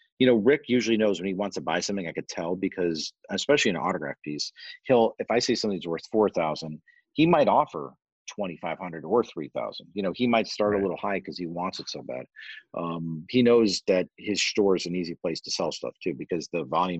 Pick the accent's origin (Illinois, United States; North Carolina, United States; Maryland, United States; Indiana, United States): Illinois, United States; Orland Park; I grew up in Orland Park